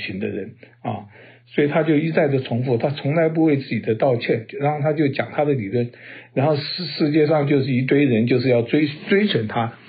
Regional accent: United States; 所以就等于是半斤八两啊，让我们美国人在那边看到这边摇头叹息啊。

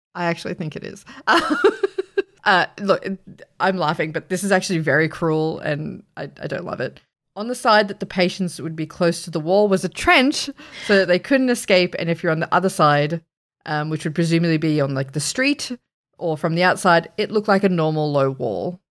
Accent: Australia; We're Australian.

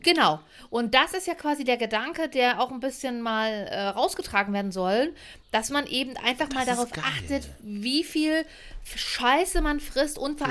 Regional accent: Leipzig, Saxony, Germany; Und ich bin ja laut Pass Sächsin, also ich bin Leipzigerin

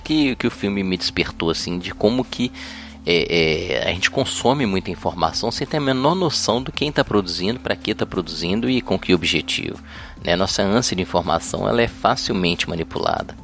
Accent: Belo Horizonte, Minas Gerais, Brazil; eu sou de Belo Horizonte

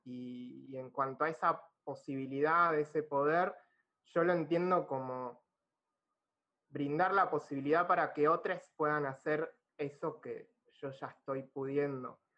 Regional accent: La Plata, Buenos Aires Province, Argentina; moved away; tengo 40, y me fui de La Plata hace muchos años también

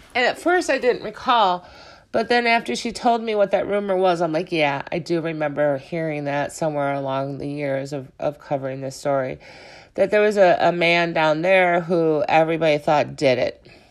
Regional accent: Chicago, Illinois, United States; moved away as an adult; now in Juneau County, United States; I was originally from Chicago. I moved up to Juneau County in two thousand two

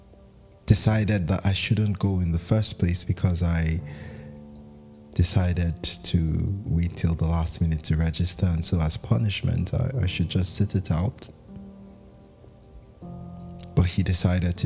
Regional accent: Zaria, Kaduna State, Nigeria; I grew up in Zaria

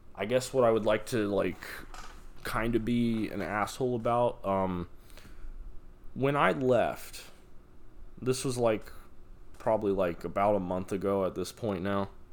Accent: Las Vegas, Nevada, United States; moved away; I'm from Nevada. I'm from Vegas

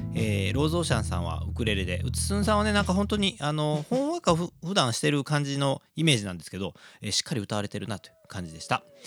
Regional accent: Kobe, Hyogo, Japan; 神戸っ子

